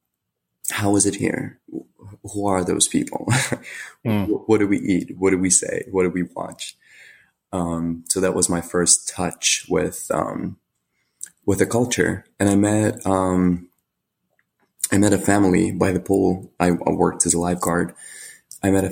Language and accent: English; Ukraine; English is a second language; also born or lived in United States